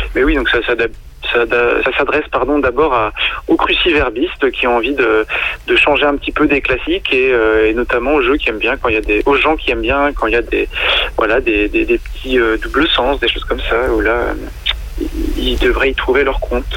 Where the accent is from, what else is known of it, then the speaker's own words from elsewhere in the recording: Sarthe, Pays de la Loire, France; moved away as an adult; now in Loire-Atlantique, France; j'ai passé pour l'instant mes 34 premières années dans les pays de la Loire, donc je suis originaire de Sarthe et, je vis en Loire-Atlantique